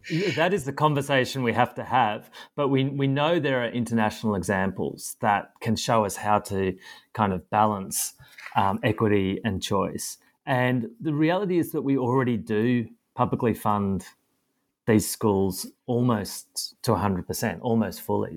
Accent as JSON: {"language": "English", "country": "Australia"}